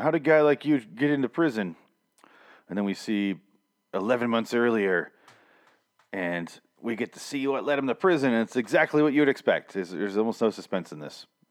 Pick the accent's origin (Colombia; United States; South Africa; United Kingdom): United States; Michigan; I'm from Michigan